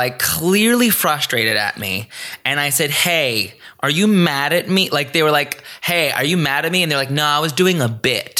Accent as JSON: {"language": "English", "town": "Greensboro", "region": "North Carolina", "country": "United States", "tie": "born or raised there", "moved": "yes", "lives_now": "Los Angeles, United States", "said": "I grew up in Greensboro, North Carolina. This was a very suburban, middle-of-the-road kind of town."}